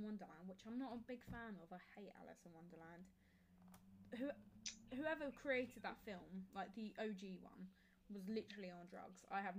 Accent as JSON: {"language": "English", "area": "Kent", "region": "South East England", "country": "United Kingdom", "said": "I'm from Kent. I'm a third year law student."}